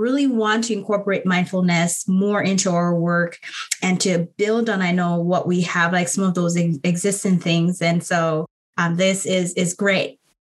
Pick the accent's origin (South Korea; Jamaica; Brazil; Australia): Jamaica; now in United States; I grew up in Jamaica